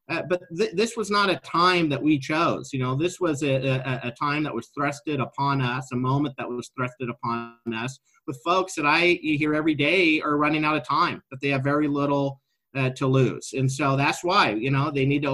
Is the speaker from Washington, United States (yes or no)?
no; Oregon, United States; born or raised there